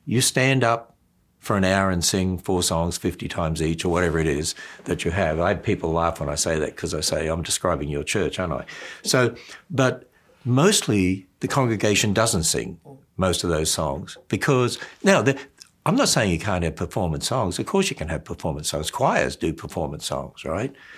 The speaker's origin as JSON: {"language": "English", "country": "Australia", "tie": "born or raised there", "said": "when I was brought up in Australia, um, we were transferred, because my father's a teacher, to different country towns"}